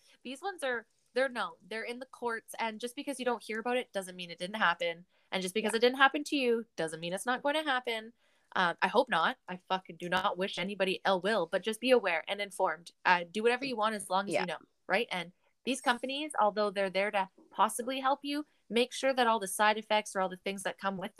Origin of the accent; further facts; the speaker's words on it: Canada; We are three Canadian women on the West Coast